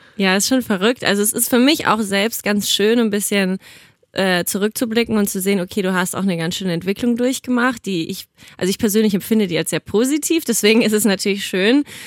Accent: Nuremberg, Bavaria, Germany; now in Cologne, Germany; Also ich komme ja ursprünglich aus Nürnberg

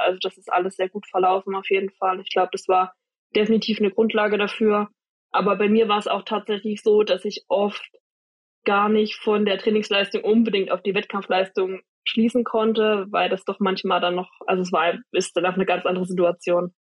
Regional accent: Jena, Thuringia, Germany; ich wurde geboren in Jena. Ah, aber nee. ich wo, also meine Eltern wohnen tatsächlich nur 20 Minuten weg von Oberhof. Also okay. habe ich schon immer in der Nähe gewohnt

